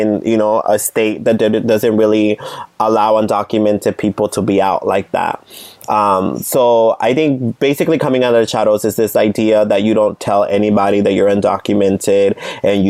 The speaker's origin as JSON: {"language": "English", "town": "San Jose", "region": "California", "country": "United States", "tie": "born or raised there", "said": "I grew up in Eastside San Jose"}